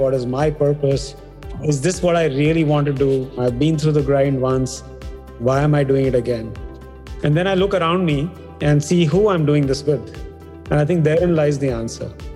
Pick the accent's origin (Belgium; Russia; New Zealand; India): India; We come from India